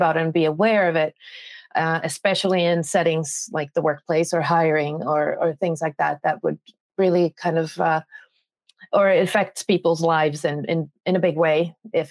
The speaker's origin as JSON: {"language": "English", "country": "Finland", "said": "I am from Finland"}